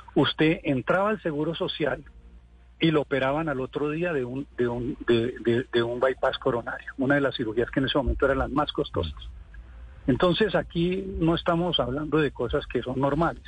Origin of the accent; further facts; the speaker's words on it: Líbano, Tolima, Colombia; moved away as an adult; also born or lived in Sweden / Bucaramanga / Ibagué; en el municipio en donde nací, en el Líbano